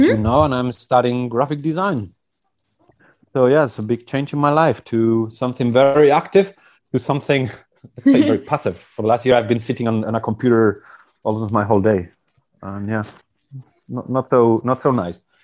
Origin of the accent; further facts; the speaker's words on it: Basque Country, Spain; I was born in the Basque country 42 years ago in 1978